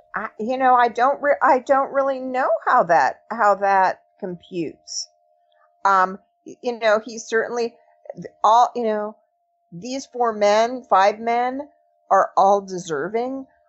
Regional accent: Los Angeles, California, United States; I grew up in Los Angeles. I was a, little, a very young during that period

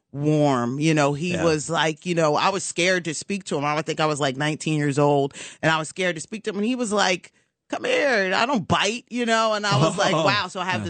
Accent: Cherry Hill, New Jersey, United States; I'm half Jewish. Yeah. I'm from Cherry Hill.

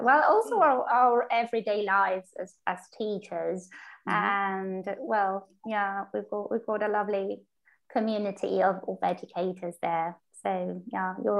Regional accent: Argentina; we are from Argentina.

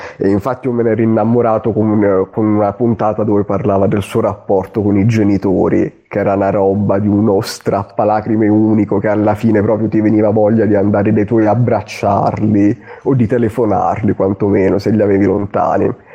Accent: Southern Italy, Italy; moved away; io sono un terrone che vive nel nord Italia, nell'estremo nord

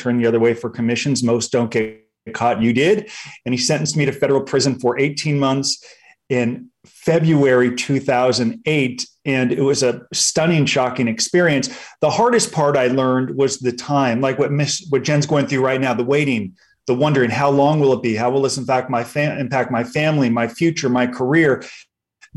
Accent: Los Angeles, California, United States; I grew up in Los Angeles.

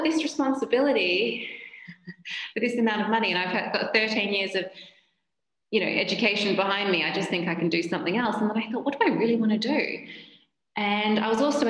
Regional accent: Australia; moved away as an adult; now in United Kingdom; I'm Australian and I moved to the UK as a Japanese medical translator

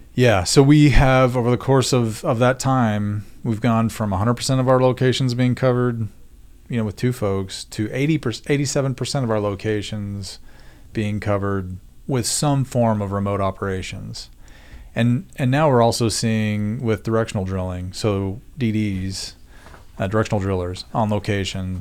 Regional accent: Oklahoma, United States; moved away as an adult; also born or lived in Denver; I grew up in Oklahoma, and as Josh said, I went to school at Oklahoma State

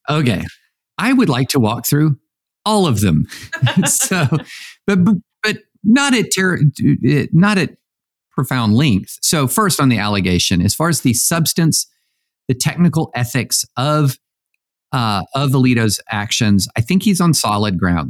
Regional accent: Tennessee, United States; I'm from Tennessee

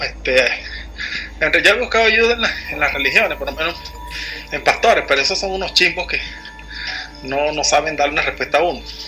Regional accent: Venezuela; aquí soy de Venezuela.

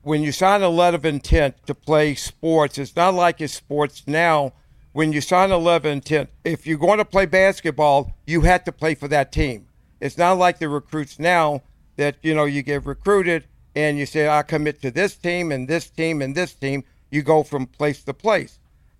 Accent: Georgia, United States; moved away; I grew up in the South.

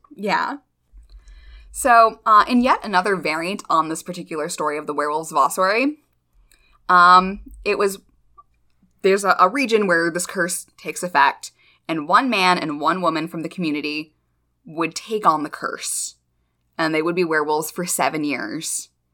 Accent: United States; I am constantly American

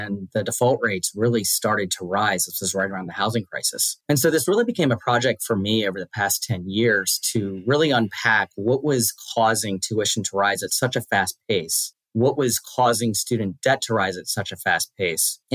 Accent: Washington, District of Columbia, United States; I grew up in Washington, D.C., or just outside of D.C., raised by my mom

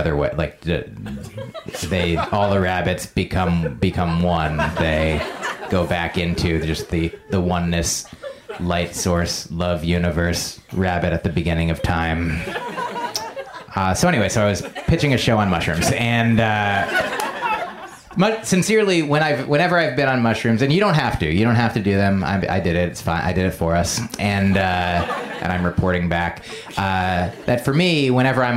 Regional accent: Essex County, New Jersey, United States; moved away; I'm from Essex County

